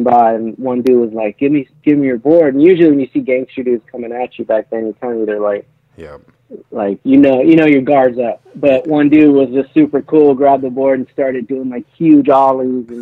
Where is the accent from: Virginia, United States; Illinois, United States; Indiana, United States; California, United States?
California, United States; Artesia; I grew up in Southern California, but we kind of grew up in, like, the ghetto, kind of like, it was, like, a city called Artesia in Norwalk.